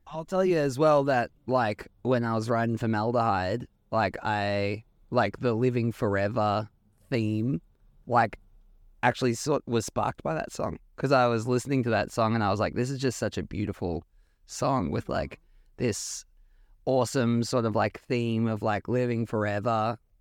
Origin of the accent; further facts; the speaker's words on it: Australia; growing up in Australia